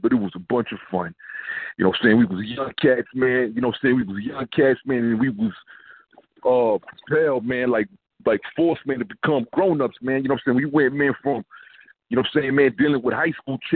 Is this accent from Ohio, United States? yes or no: no; New York, United States; moved away; also born or lived in Houston, Texas; I'm from Brooklyn